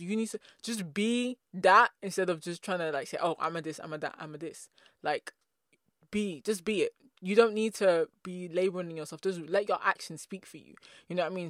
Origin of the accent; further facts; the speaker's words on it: England, United Kingdom; I'm from England